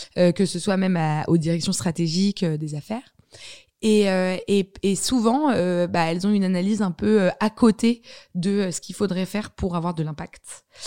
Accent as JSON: {"language": "French", "town": "Paris", "region": "Île-de-France", "country": "France", "tie": "born or raised there", "said": "j'ai grandi dans Paris Intramuros et je considère que c'est une grande chance"}